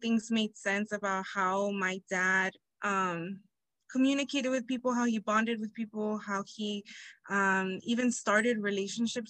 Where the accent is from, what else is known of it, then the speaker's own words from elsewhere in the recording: Inglewood, California, United States; also born or lived in Humboldt State, Northern California; I was raised in Inglewood, California